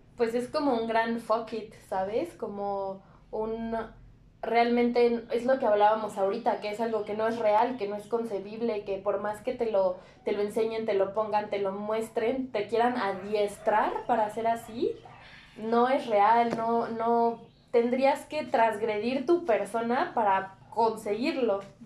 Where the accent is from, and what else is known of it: Mexico